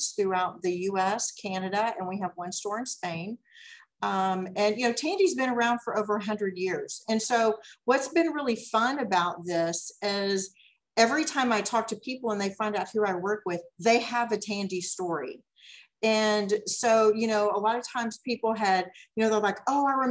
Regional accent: Dallas, Texas, United States; also born or lived in Garland, Texas; I actually grew up in Dallas. And, you know, I went to high school in Garland

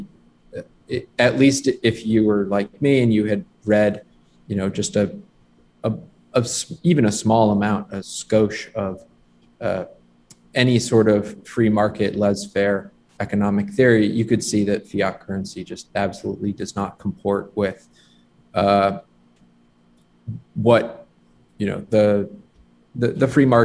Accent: Fairfield County, Connecticut, United States; I'm from Connecticut, Fairfield County

